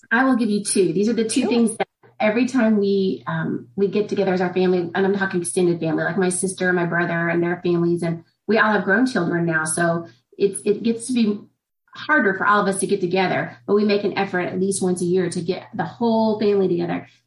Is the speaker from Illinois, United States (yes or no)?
no; Indiana, United States; I'm from Indiana.